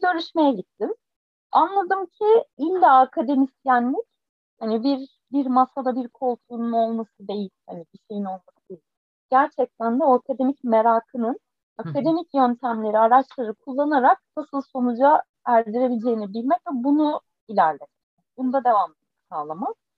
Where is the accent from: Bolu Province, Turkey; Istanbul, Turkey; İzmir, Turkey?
İzmir, Turkey; Foça; born or raised there